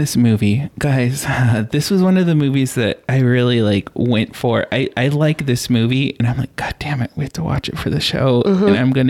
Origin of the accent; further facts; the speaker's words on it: United States; Bad for me because I feel like a moron that I'm an American. I can't speak another